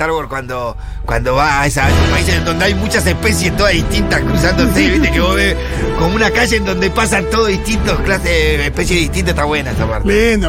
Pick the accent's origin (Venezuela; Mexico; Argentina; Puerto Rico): Argentina; Capilla del Monte, Córdoba; Bueno, soy de Capilla del Monte. Uh, viví toda mi vida al pie del Uritorco